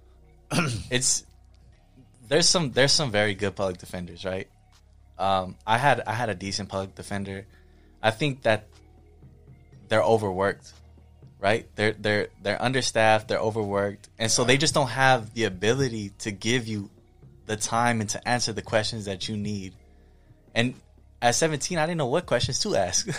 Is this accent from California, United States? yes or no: yes; Pomona, California, United States; also born or lived in Michigan; I'm from Pomona